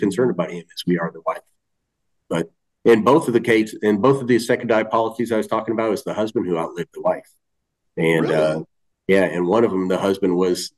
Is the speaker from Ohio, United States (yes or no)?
no; about 30 miles from Boston, Massachusetts, United States; moved away; about 30 miles away from Boston